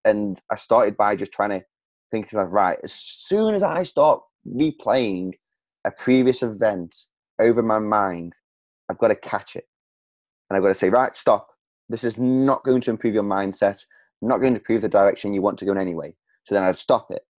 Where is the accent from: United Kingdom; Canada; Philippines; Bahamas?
United Kingdom; Stoke-on-Trent, West Midlands; my hometown of Stoke on Trent